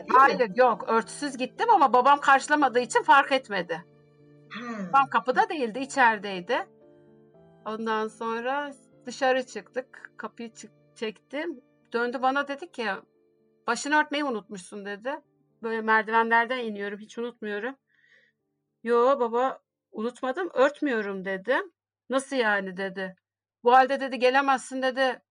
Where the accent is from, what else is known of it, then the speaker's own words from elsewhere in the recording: Şanlıurfa, Turkey; moved away; 1970 Şanlıurfa doğumluyum